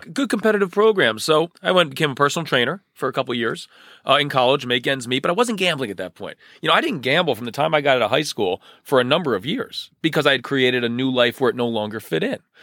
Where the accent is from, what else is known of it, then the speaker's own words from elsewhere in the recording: Union County, New Jersey, United States; I grew up in Union County. I'm a lifelong New Jersey resident